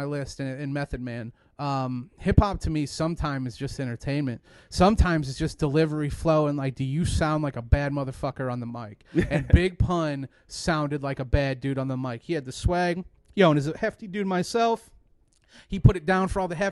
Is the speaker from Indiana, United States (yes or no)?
yes; Mishawaka, Indiana, United States; I grew up in Mishawaka, Indiana. For those who don't know, it's Northwest Indiana